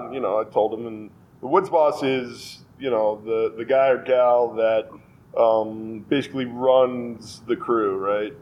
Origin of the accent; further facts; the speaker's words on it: Westchester, New York, United States; moved away as an adult; also born or lived in White Plains, New York / Ardsley, New York / Chappaqua, New York / Boulder, Colorado; now in Colorado, United States; I'm originally a New Yorker, actually. Um, I grew up in Westchester, born in White Plains